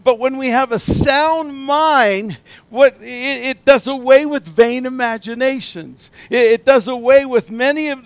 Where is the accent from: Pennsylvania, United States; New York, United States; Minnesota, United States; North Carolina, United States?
Pennsylvania, United States; Erie; I was raised in Erie, Pennsylvania